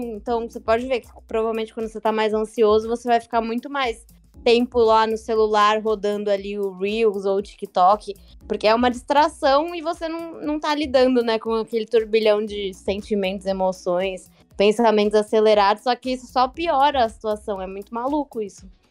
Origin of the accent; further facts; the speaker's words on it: Santos, São Paulo, Brazil; also born or lived in Northeast Brazil; Eu sou daqui de Santos, morei três anos quase aí no Nordeste